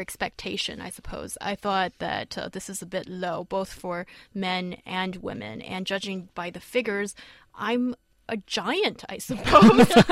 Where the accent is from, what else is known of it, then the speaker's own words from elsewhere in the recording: Beijing, China; as a northerner growing up in Beijing